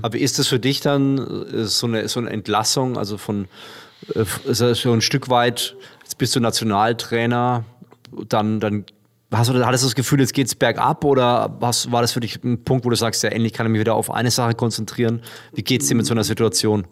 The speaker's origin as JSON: {"language": "German", "town": "Würzburg", "region": "Bavaria", "country": "Germany", "tie": "born or raised there", "said": "Würzburg, meine Heimat"}